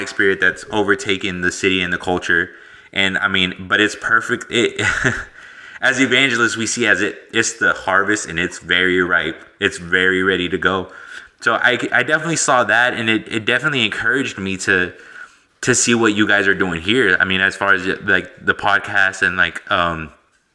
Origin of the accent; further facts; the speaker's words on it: the DFW area, Texas, United States; I'm from Texas, so, and more so like the DFW area